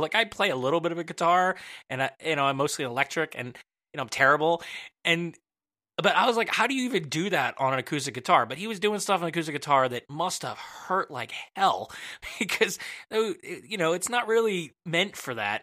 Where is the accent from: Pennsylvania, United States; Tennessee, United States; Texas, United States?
Pennsylvania, United States; Willow Grove; also born or lived in Jenkintown; I'm from Willow Grove